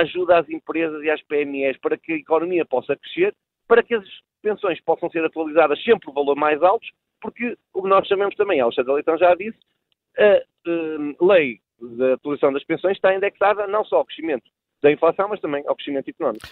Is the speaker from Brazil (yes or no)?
no; Braga, Norte, Portugal; de Braga, que conheço perfeitamente, do resto de onde sou oriundo